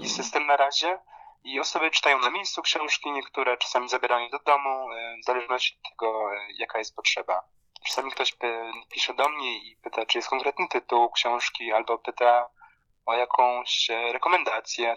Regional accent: Poland; moved away as an adult; also born or lived in London / Bangkok; now in Lublin, Poland; dorastając w Polsce

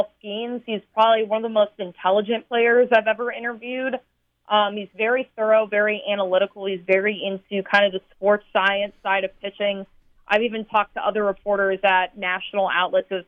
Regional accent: Texas, United States; moved away as an adult; also born or lived in North Iowa / Colorado / Chicago / Iowa; now in Baton Rouge, United States; I'm from Texas originally.

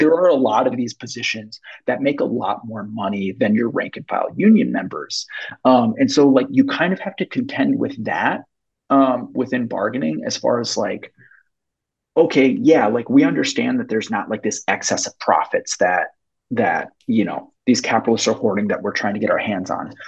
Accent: Minneapolis, Minnesota, United States; I grew up in South Minneapolis

